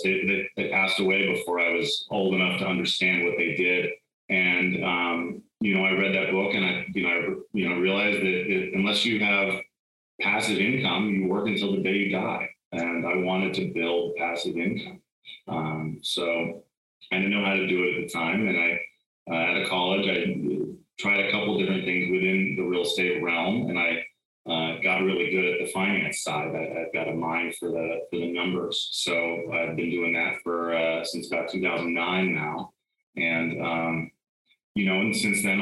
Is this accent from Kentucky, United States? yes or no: no; California, United States; Where I grew up in California, though, it's hot in the summer.